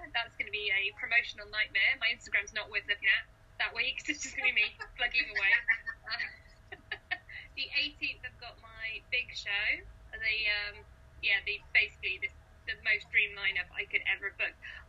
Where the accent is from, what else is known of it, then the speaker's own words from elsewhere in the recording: Cardiff, Wales, United Kingdom; I'm from Cardiff.